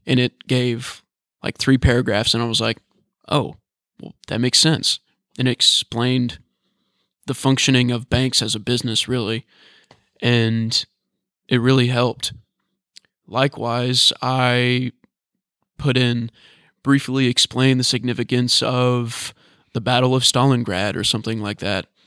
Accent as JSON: {"language": "English", "region": "Northern Kentucky", "country": "United States", "said": "I'm from Northern Kentucky, but it's really the southern part of Northern Kentucky."}